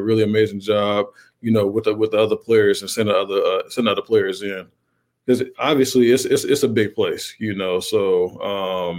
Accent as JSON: {"language": "English", "town": "Chicago", "region": "Illinois", "country": "United States", "moved": "yes", "said": "So I am originally from Chicago"}